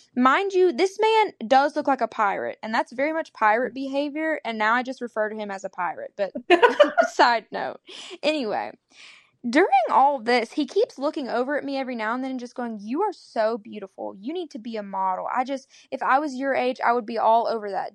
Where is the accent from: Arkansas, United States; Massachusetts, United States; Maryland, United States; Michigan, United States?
Arkansas, United States; I'm from Arkansas